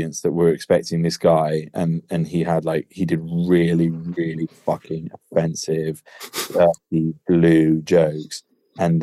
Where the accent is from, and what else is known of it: England, United Kingdom